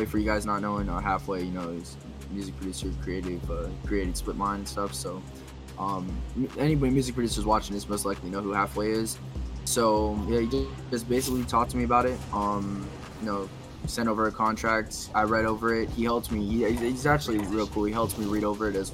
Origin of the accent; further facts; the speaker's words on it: Lakeland, Florida, United States; moved away as an adult; now in Los Angeles, United States; I'm a music producer based out of Lakeland, Florida, but I recently moved to Los Angeles, Hollywood Hills.